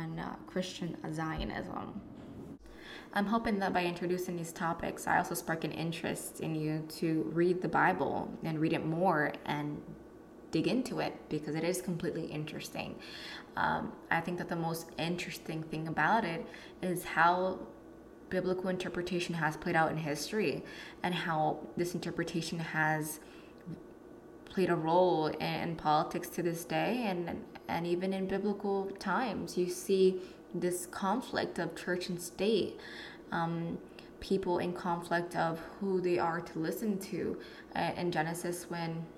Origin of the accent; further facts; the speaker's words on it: Connecticut, United States; I am from Connecticut.